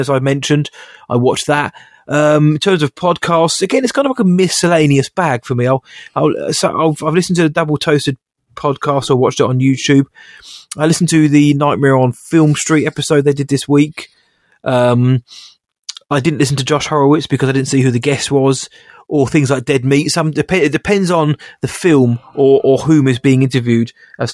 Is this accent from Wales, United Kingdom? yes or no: no; Woking, South East England, United Kingdom; my hometown of Woking